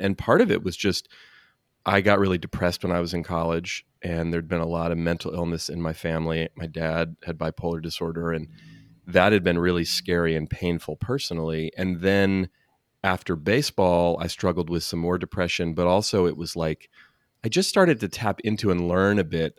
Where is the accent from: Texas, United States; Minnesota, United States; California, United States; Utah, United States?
California, United States; Oakland; born and raised in Oakland, not far and from where you live. And, yeah, still live here in the Bay Area